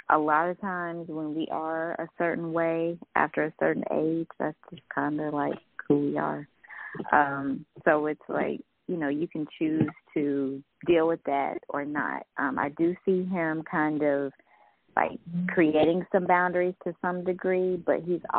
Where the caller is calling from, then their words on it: Alabama, United States; I'm calling from Alabama.